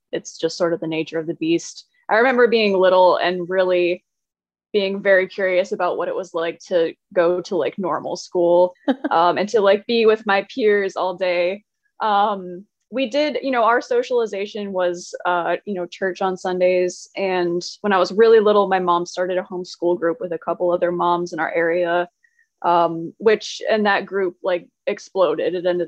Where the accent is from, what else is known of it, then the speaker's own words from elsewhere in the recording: New York, United States; also born or lived in North Carolina / Pennsylvania; I was actually born in Western New York to parents. My parents were both Southerners. And I moved to North Carolina when I was 10. We were only here for, I think, a year, maybe 13 months. And then we moved to Pennsylvania and then back to Wes